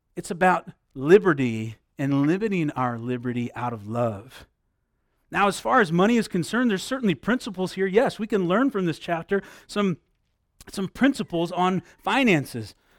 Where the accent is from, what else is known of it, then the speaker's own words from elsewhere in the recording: Midwest, United States; moved away; I grew up in the Midwest.